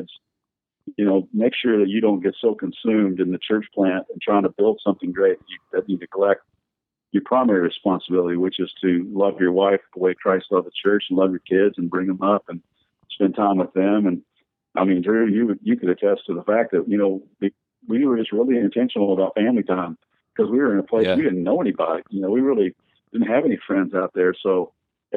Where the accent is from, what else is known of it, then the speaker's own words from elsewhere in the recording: the Bible Belt, United States; moved away as an adult; also born or lived in Kentucky / Las Vegas, Nevada; growing up in the Bible Belt